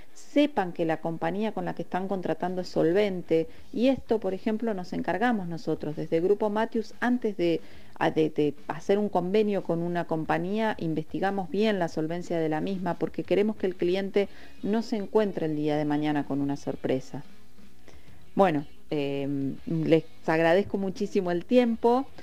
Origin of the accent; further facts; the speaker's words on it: Patagonia, Argentina; somos de acá de la Patagonia